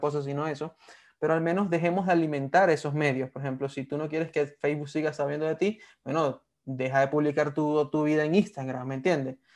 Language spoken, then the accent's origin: Spanish; Venezuela; moved away; siendo venezolanos.